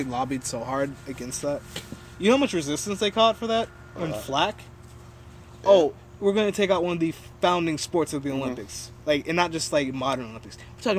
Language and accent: English; Canada; my family's going crazy because we're Canadian.